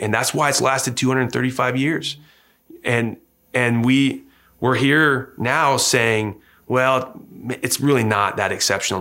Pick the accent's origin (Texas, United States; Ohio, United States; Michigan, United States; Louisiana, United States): Michigan, United States; Hillsdale; moved away as an adult; also born or lived in Huntington, Indiana; now in Noblesville, United States; I grew up in Hillsdale, Michigan